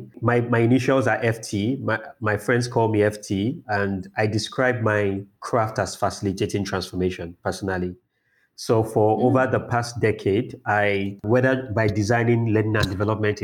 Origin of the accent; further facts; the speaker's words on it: Lagos, Nigeria; also born or lived in Ibadan, Nigeria / United Kingdom; I've spent most of my time in Lagos, Nigeria. I would say that's home for me.